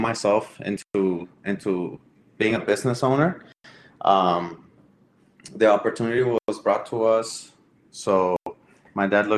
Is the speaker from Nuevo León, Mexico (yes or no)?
no; Ciudad Juárez, Chihuahua, Mexico; now in United States; We are all from Juarez, Chihuahua.